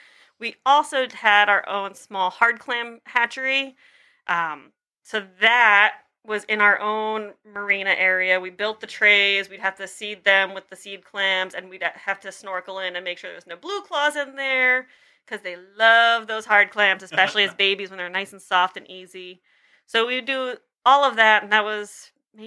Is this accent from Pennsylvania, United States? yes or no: no; Long Island, New York, United States; I am from Long Island.